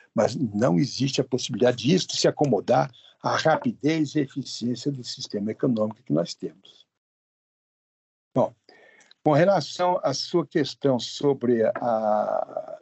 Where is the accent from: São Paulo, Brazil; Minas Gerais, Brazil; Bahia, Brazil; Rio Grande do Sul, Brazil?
São Paulo, Brazil; eu sou paulista aqui